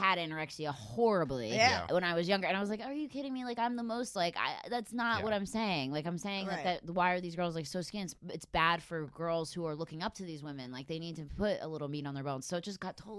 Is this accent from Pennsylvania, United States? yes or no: yes; Philadelphia, Pennsylvania, United States; I grew up in Philadelphia